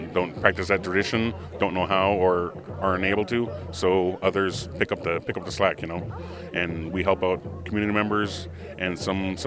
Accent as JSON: {"language": "English", "area": "White Earth Nation", "region": "Minnesota", "country": "United States", "said": "I'm from the White Earth Nation"}